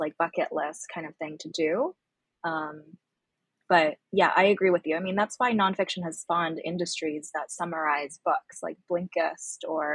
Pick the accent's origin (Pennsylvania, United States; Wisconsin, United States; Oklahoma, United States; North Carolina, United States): Pennsylvania, United States; Pittsburgh; also born or lived in Beijing, China; I'm from Beijing. I grew up there for the first 6 years of my life. Then my family and I moved to Pittsburgh, Pennsylvania when I was 6 years old